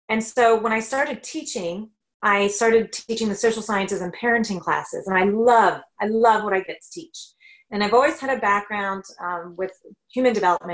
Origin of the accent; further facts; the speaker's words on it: Northern Kentucky, United States; moved away as an adult; now in Canada; Kentucky, actually, Northern Kentucky, near Ohio.